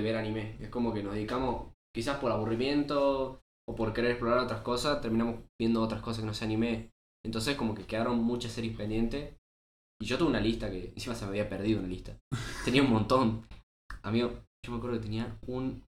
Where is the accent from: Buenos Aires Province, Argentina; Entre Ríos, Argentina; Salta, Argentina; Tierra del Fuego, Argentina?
Salta, Argentina; somos unos pibes de Salta